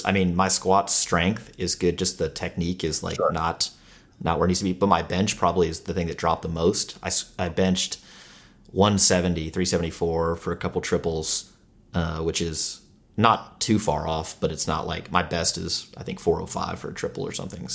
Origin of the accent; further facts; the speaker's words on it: United States; we're from the United States, we're from America